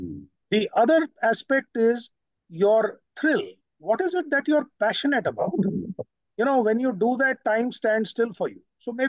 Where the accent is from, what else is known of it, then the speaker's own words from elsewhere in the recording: Delhi, India; took me through different cities like Nagpur, Satna, Indore, and Hyderabad after I was born in Delhi, and then finally settled back in Delhi.